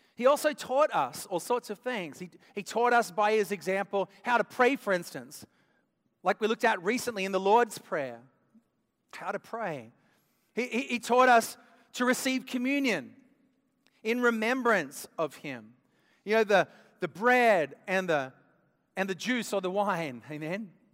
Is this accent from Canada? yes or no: no; Australia; moved away; I grew up in Australia